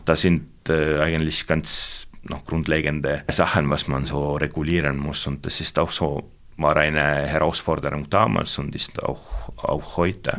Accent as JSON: {"language": "German", "region": "South Estonia", "country": "Estonia", "second_language": "German", "moved": "as an adult", "lives_now": "Germany", "said": "Ich, ich komme aus Südestland und natürlich Berge haben wir da nicht"}